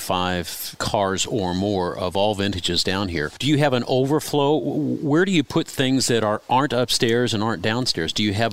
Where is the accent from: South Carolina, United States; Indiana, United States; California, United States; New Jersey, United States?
Indiana, United States; Speedway; I grew up in Speedway